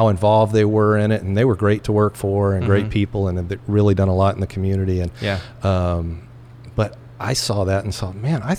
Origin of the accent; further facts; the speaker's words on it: Tennessee, United States; also born or lived in Columbus, Ohio; now in Lynden, United States; growing up in Tennessee, Southern hospitality, I was a yes, ma'am, no, ma'am, yes, sir, no, sir, kind of guy.